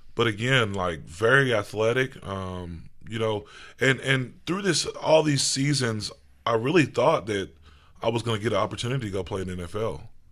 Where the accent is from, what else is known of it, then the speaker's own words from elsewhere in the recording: Owensboro, Kentucky, United States; I was raised, um, in Owensboro, Kentucky.